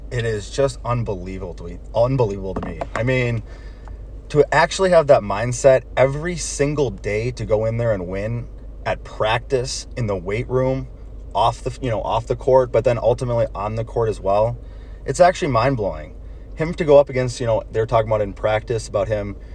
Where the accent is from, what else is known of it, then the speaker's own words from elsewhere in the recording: Montana, United States; So I think you know I grew up in Montana.